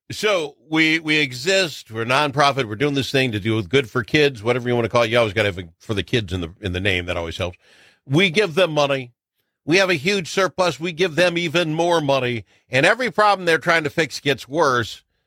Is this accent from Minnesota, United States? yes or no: yes; Blue Earth, Minnesota, United States; Blue Earth, my hometown